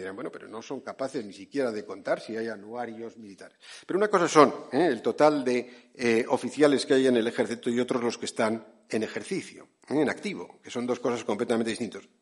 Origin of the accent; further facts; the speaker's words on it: San Sebastián, Basque Country, Spain; Mi ciudad natal en San Sebastián